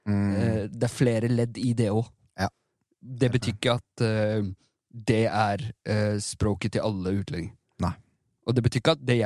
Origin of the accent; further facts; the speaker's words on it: Iran; det er noe fornærmende for meg som iraner mm. å se at symbolikken på, på det mm. ble en anti-hijab-kamp.